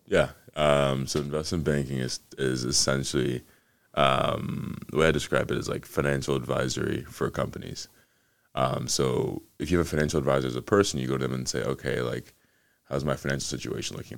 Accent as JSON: {"language": "English", "town": "Atlanta", "region": "Georgia", "country": "United States", "tie": "born or raised there", "also_born_or_lived": "Ghana", "said": "Spent most of my time in the U S growing up in Atlanta, just outside of Atlanta in the suburbs"}